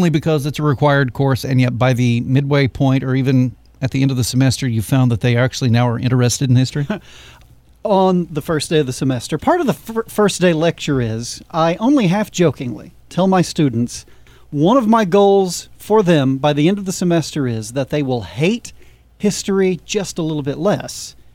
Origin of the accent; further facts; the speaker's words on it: Western Oklahoma, United States; even though I grew up in Western Oklahoma